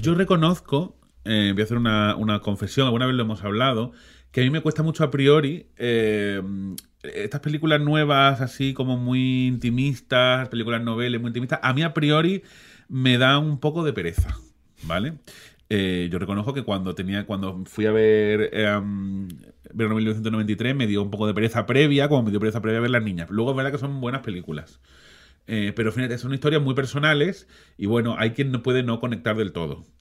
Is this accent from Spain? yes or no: yes; Málaga, Andalusia, Spain; somos malagueños